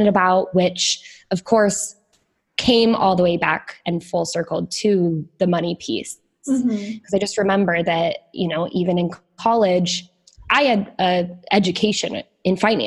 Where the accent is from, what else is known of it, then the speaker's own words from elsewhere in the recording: Iowa, United States; moved away as an adult; also born or lived in Chicago / Northern Italy / Southern Italy; I'm from Iowa. I moved out to Chicago, to the big city